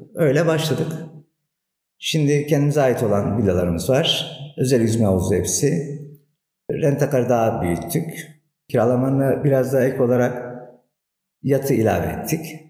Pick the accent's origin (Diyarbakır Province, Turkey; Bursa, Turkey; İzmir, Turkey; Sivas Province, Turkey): Diyarbakır Province, Turkey; now in Antalya, Turkey; 1972 Diyarbakır doğumluyum